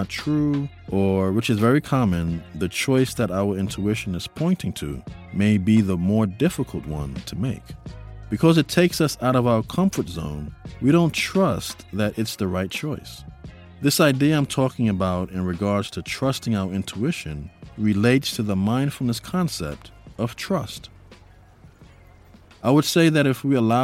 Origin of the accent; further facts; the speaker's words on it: New York City, New York, United States; I grew up in New York City. It was a huge part of the foundation of my upbringing. I lived in the Bronx and went to school in Harlem